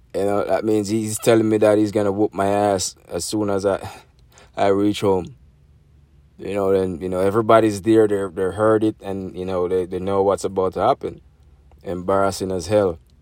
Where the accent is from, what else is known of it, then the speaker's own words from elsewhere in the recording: Jamaica; moved away; That's growing up in Jamaica